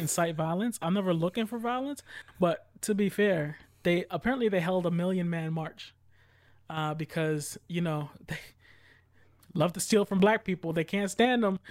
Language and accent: English; United States; I'm an American.